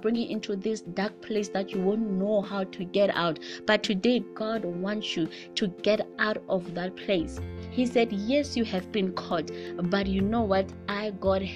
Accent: South Africa; in my culture as a South African

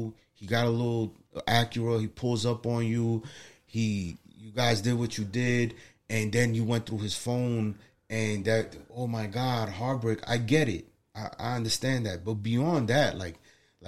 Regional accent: New York City, New York, United States; We're three guys from the Bronx

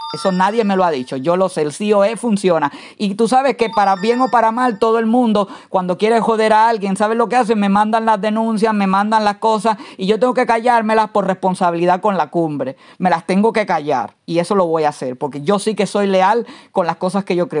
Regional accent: Santiago de Cuba, Cuba; moved away; soy santiaguera. Yo no tengo que demostrar que soy de Santiago de Cuba, yo lo soy

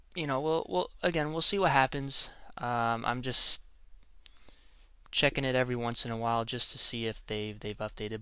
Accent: Canada; I'm Canadian. I am not an American

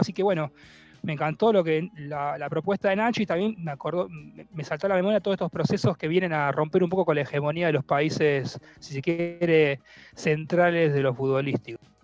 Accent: Argentina; nosotros los argentinos y los porteños también

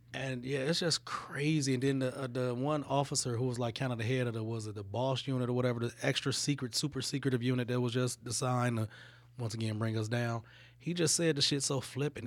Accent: Detroit, Michigan, United States; I grew up in Detroit

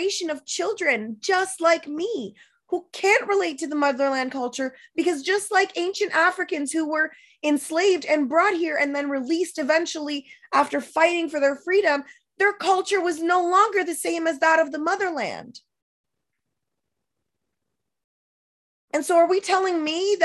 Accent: Moncton, New Brunswick, Canada; I was born and raised by myself in Moncton, New Brunswick, as the only one of my kind

